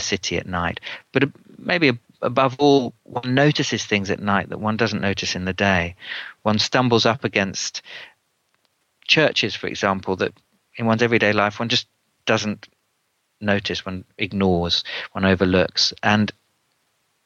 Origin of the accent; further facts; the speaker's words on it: London, United Kingdom; as a Londoner myself